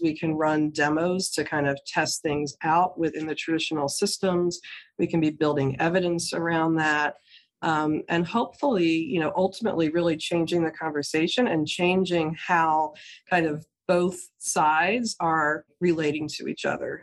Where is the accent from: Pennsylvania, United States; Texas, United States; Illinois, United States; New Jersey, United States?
New Jersey, United States; my home state in new jersey